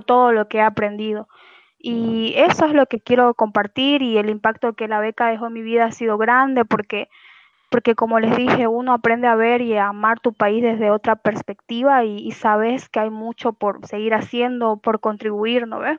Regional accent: Santa Cruz de la Sierra, Santa Cruz, Bolivia; yo soy de Santa Cruz de la Sierra

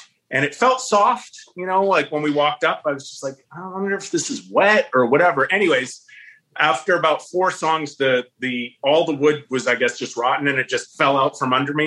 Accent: Pickering, Ontario, Canada; I was from Pickering.

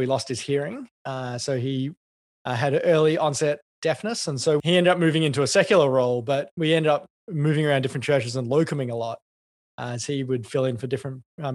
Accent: Canberra, Australian Capital Territory, Australia; moved away as an adult; also born or lived in Adelaide / Melbourne; I grew up in Canberra, and then I moved to Adelaide as a young adult.

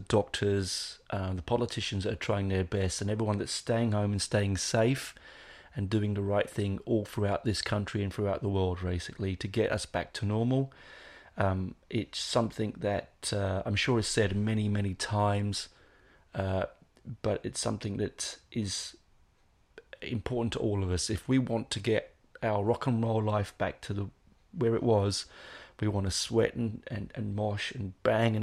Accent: England, United Kingdom; now in Australia; just being English and living in a foreign land

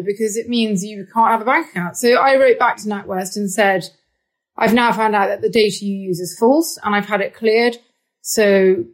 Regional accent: United Kingdom; also born or lived in Moscow; I am British.

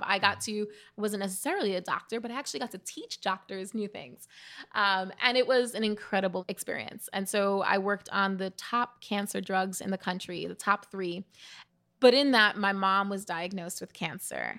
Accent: New York City, New York, United States; growing up in the Bronx

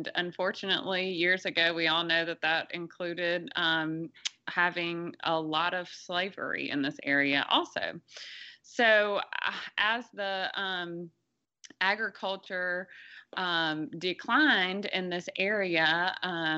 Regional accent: Clarksdale, Mississippi, United States; I grew up here in Clarksdale and, you know, was the daughter of a farmer.

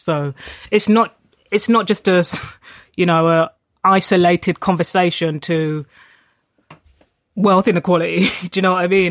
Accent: London, United Kingdom; I, I grew up in Tottenham, I went to school in Haringey

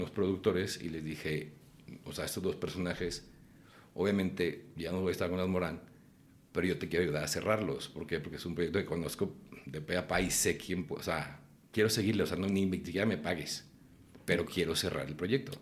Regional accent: Guadalajara, Jalisco, Mexico; moved away as an adult; Cuando yo estaba chico en Guadalajara, yo empecé a hacer teatro

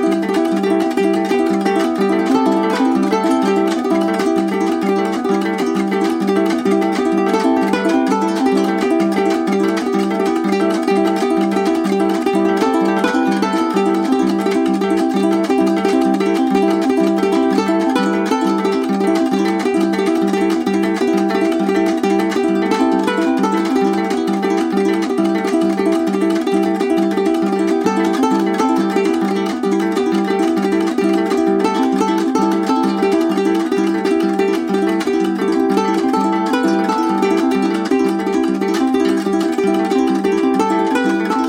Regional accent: Aberystwyth, Wales, United Kingdom; now in Swansea, United Kingdom; I'm from Aberystwyth. I live in Abertawe, or Swansea

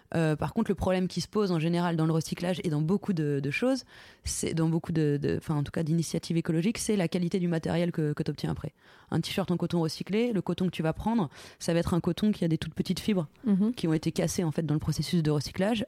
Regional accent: Lorraine, Grand Est, France; je suis de Lorraine

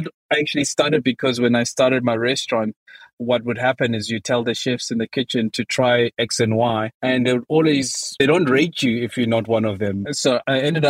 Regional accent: South Africa; my home country, South Africa

